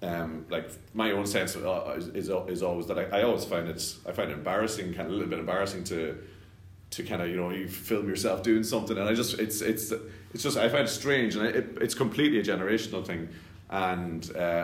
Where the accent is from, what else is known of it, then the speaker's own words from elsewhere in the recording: Scotland, United Kingdom; born there; So, yeah, I was born in Scotland.